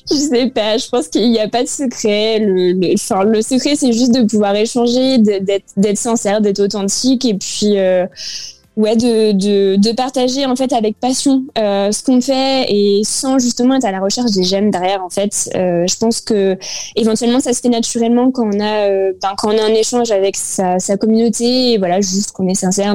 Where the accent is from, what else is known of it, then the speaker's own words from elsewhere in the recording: France; la France, c'est quand même un pays qu'on aime. Euh, bah, c'est notre pays